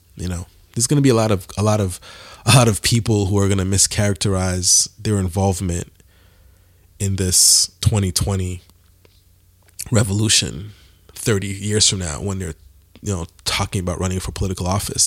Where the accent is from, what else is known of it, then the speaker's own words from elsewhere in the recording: Montreal, Quebec, Canada; I'm from Montreal, Canada